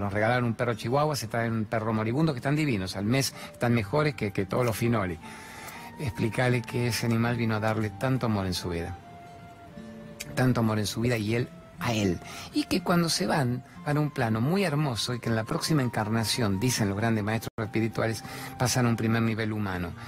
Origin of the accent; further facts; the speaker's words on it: La Plata, Buenos Aires Province, Argentina; de mi infancia en La Plata